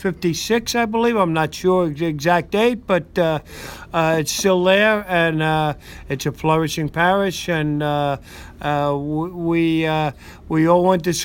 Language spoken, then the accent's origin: English; New York City, New York, United States; that's where they settled in 1854. And as I said, my father was born and raised there, and we're original true Red Hookers.